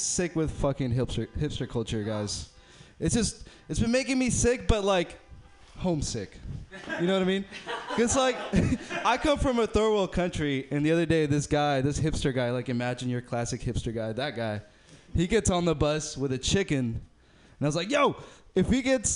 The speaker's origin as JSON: {"language": "English", "town": "Berkeley", "region": "California", "country": "United States", "said": "I'm from Berkeley"}